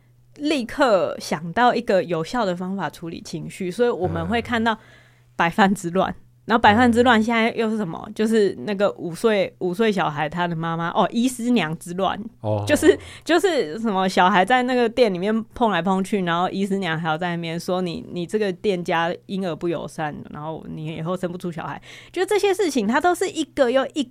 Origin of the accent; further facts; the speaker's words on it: Taiwan; 我虽然自己也身为台湾人的一份子，